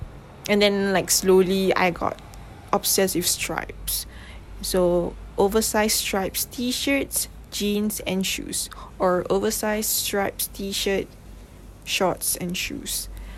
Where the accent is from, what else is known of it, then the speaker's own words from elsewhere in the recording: Malaysia; first language English; like I grew up speaking English. My family speak English. So I am very comfortable speaking English than my mother tongue language, which is Malay.